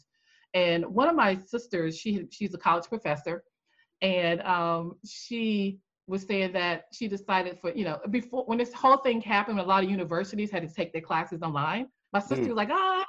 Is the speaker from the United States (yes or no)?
yes; North Carolina, United States; also born or lived in Maryland, D.C. area; now in Maryland/Washington D.C. area, United States; I'm originally from North Carolina. I'm in the Maryland, D.C. area